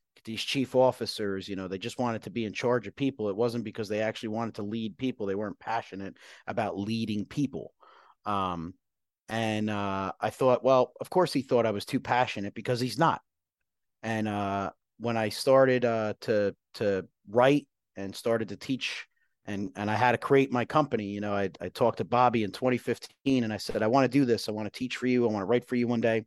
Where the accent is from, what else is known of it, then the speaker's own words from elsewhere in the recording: Woodbridge, New Jersey, United States; moved away; I grew up in New Jersey, uh, grew up in this, uh, this town called Island, which is a section of Woodbridge Township.